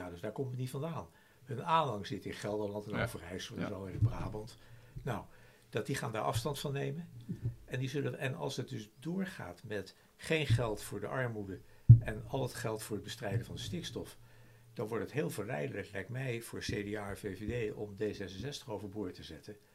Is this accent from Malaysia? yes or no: yes; Malaysia; now in Netherlands; Trouwens, als wij nu dat merken, omdat we uit Maleisië komen.